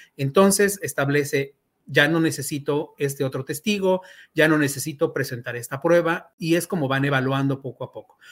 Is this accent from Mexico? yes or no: yes; Mexico